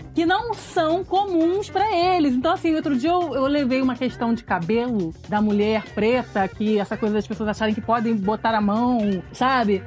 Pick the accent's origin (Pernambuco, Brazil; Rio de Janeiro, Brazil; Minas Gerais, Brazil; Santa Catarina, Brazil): Rio de Janeiro, Brazil; eu sou suburbana, então, assim, eu não sou da Zona Sul do Rio de Janeiro